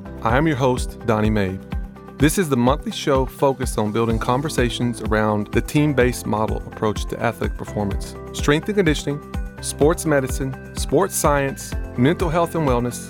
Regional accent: Texas, United States; We Texans don't fare well in cold.

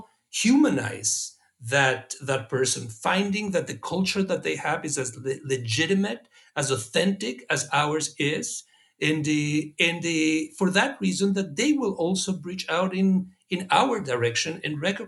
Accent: Mexico; moved away as an adult; now in United States; I grew up in Mexico

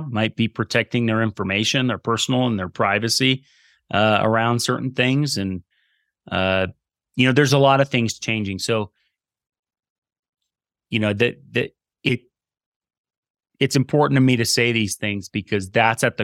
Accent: East Coast, United States; we're from the East Coast, and I keep moving her more and more west

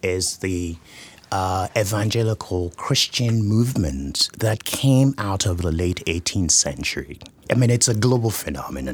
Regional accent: southwestern Nigeria, Nigeria; I was born and raised in Nigeria, in southwestern Nigeria.

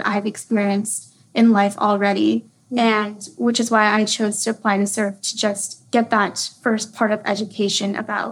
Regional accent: Austin, Texas, United States; also born or lived in Minnesota; I'm right here from Austin, Texas.

